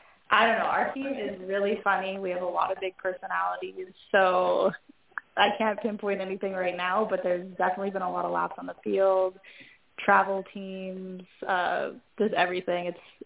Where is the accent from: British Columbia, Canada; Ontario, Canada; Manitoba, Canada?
Manitoba, Canada; Winnipeg; We're from a small city, so not really many people know Winnipeg.